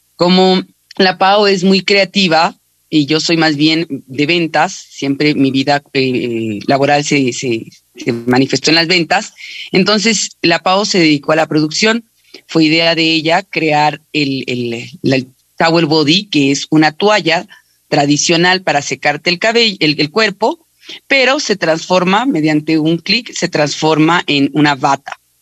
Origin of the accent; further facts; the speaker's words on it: Ecuador; No somos muchos los ecuatorianos que estamos vendiendo en la empresa más grande del mundo